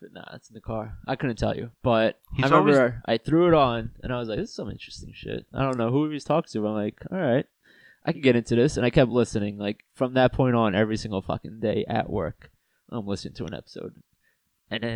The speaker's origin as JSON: {"language": "English", "country": "Turkey", "said": "I'm from Turkey"}